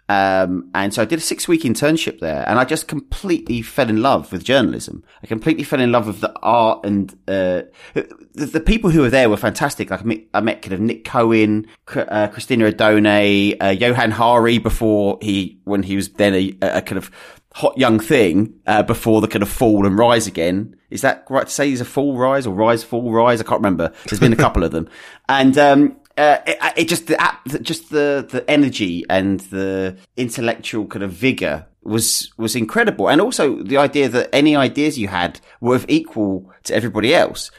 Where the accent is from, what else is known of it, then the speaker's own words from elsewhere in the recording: Essex, East of England, United Kingdom; I was born and raised in Essex